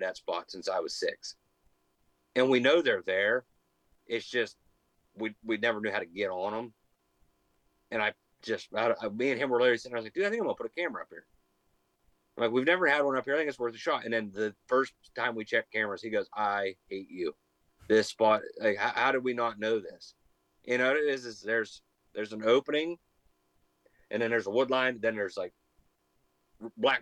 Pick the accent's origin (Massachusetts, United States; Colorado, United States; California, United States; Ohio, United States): Ohio, United States; Lisbon; The entire town where we grew up in Lisbon